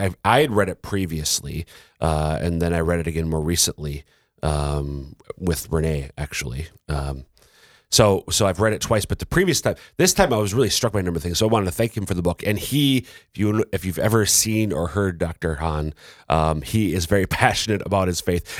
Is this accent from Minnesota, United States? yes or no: yes; Minnesota, United States; now in South Dakota, United States; I'm a Minnesotan.